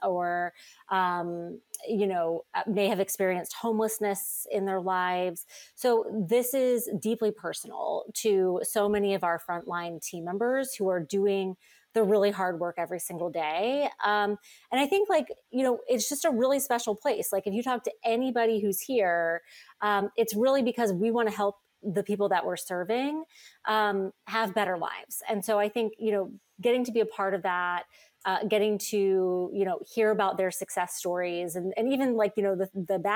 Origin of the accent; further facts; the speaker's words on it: North Carolina, United States; now in New York, United States; I grew up in North Carolina